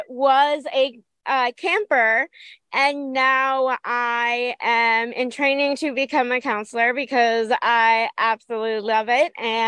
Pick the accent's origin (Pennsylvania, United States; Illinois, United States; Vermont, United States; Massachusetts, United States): Vermont, United States; Burlington; I'm from Burlington, Vermont.